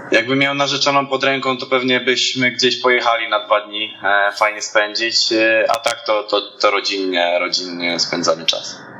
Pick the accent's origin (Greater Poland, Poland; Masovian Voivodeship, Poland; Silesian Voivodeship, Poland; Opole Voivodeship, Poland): Opole Voivodeship, Poland; Namysłów; moved away; do rodzinki do Namysłowa, pochodzę z Namysłowa